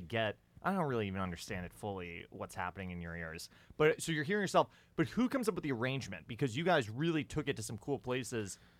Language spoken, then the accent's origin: English; New York, United States; I'm a Yankee from New York